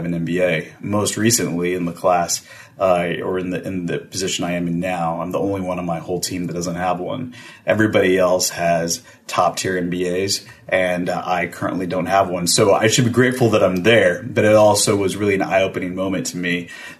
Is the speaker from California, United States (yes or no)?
no; Texas, United States; I'm from Texas, from very Texas family